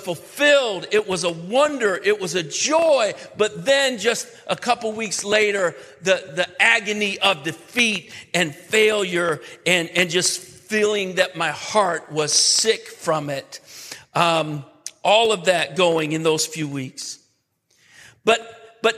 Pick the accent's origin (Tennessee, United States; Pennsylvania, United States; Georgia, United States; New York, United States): New York, United States; I'm from New York. So the big city for me was Syracuse